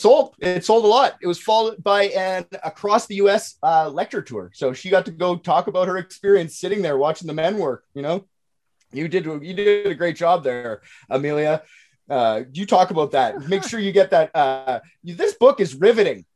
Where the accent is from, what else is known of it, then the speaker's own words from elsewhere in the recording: Canada; I'm Canadian